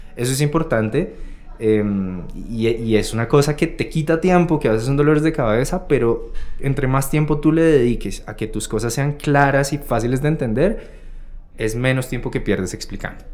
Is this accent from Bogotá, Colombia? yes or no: yes; Bogotá, Colombia; uno como rolo, cachaco, bogotano